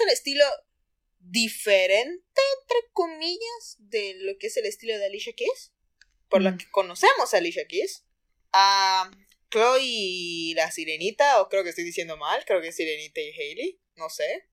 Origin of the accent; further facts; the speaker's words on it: Cozumel, Quintana Roo, Mexico; yo soy de Cozumel